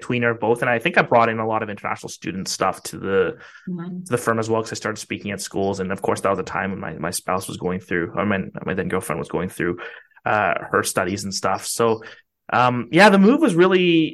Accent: Vancouver, British Columbia, Canada; also born or lived in Ottawa; I was from Vancouver

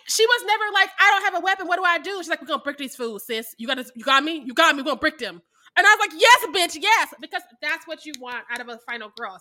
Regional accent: Midwest, United States; I'm from the Midwest

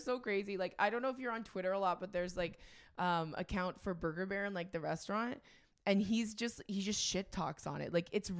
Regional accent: Edmonton, Alberta, Canada; when you're from Edmonton

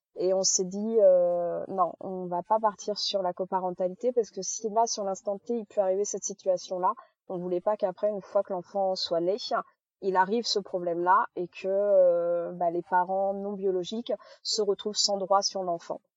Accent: Charente-Maritime, Nouvelle-Aquitaine, France; on est de, de Charente-Maritime

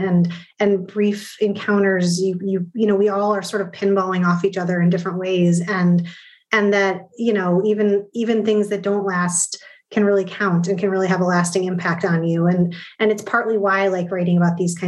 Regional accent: Midwest, United States; born or raised there

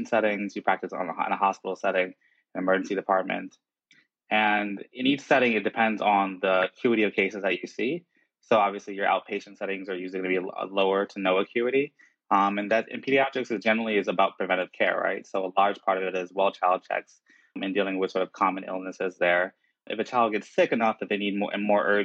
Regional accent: New Jersey, United States; I grew up in South Jersey

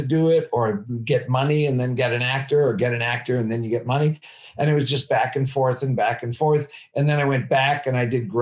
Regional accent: outside of Chicago, Illinois, United States; I grew up outside of Chicago in just a regular American, like small town

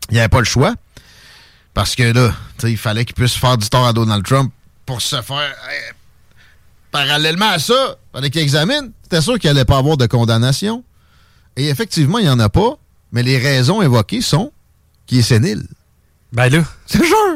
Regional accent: Quebec City, Quebec, Canada; Je viens de Québec.

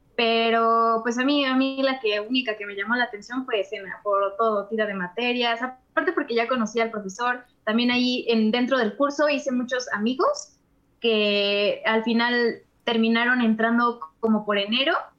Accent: Texcoco, State of Mexico, Mexico; Yo no vivo en la Ciudad de México, o sea, yo soy de Texcoco

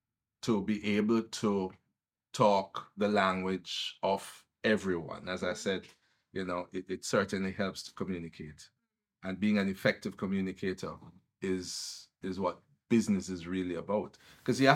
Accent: Kingston, Jamaica; also born or lived in Above Rocks, St. Catherine; I was born in Kingston

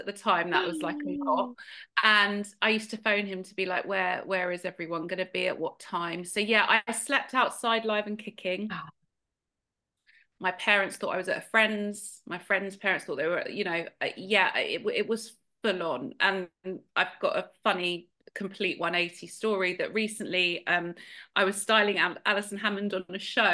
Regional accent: outside Hertfordshire / London, East of England, United Kingdom; just kind of outside Hertfordshire, but yeah, mainly kind of, yeah, always in and out of London

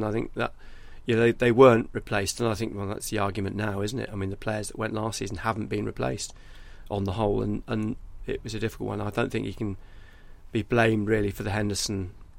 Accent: Wallsend, North East England, United Kingdom; I was a Newcastle fan, I am from Wall's End

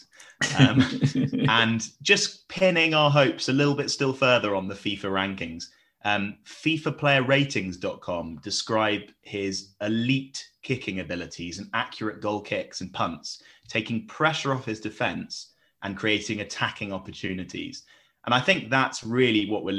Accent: England, United Kingdom; we as English viewers

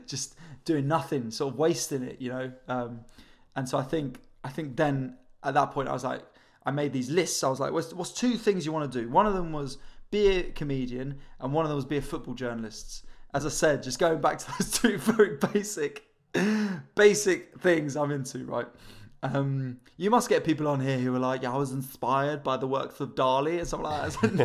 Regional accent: London, United Kingdom; I'm from North London as well, so I was sort of in London

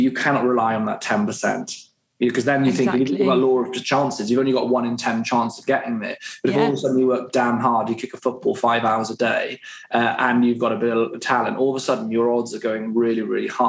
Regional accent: West Wales, United Kingdom; So I grew up in West Wales

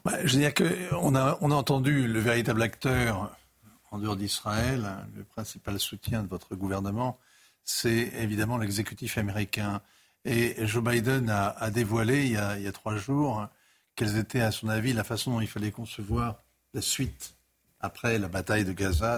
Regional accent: France; je suis un Français d'aujourd'hui

